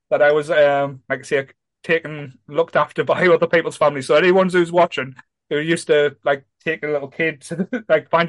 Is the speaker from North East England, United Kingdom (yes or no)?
yes; Ryhope, North East England, United Kingdom; where I grew up in Ryhope was a bit rough